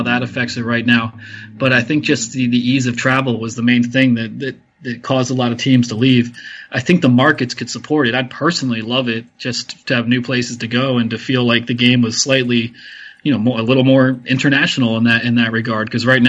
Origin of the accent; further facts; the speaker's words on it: Ambler, Pennsylvania, United States; You know, I grew up in the Philadelphia suburbs, Ambler, PA, about 20 miles north of the city